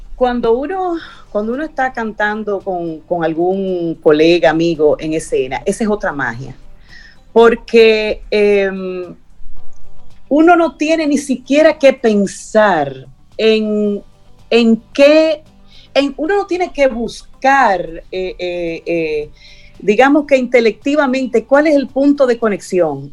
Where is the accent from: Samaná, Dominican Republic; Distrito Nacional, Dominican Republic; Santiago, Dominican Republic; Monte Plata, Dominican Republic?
Santiago, Dominican Republic; Santiago de los Caballeros; así muy pequeñito, unas navidades en Santiago. Nosotros vivíamos en una casita que queda frente a las Tres Cruces